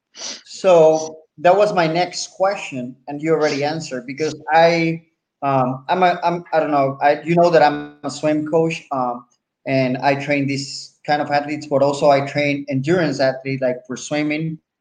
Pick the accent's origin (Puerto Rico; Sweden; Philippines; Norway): Puerto Rico; accent: Puerto Rican; English is a second language; I'm from Puerto Rico